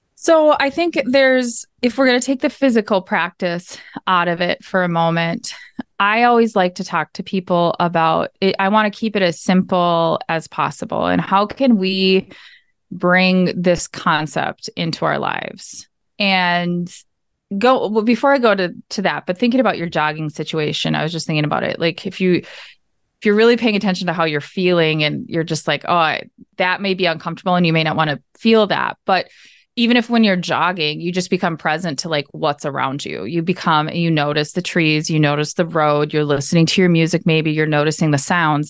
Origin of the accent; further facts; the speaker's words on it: Minnesota, United States; also born or lived in Arizona; I am from Minnesota. You can probably hear it in the accent. Uh, grew up here